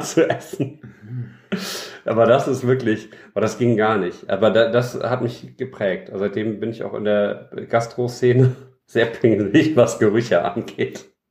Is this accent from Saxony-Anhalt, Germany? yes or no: no; Düsseldorf, North Rhine-Westphalia, Germany; als Düsseldorfer Jung. Mhm. Hab ich, äh, bin ich früh damit aufgewachsen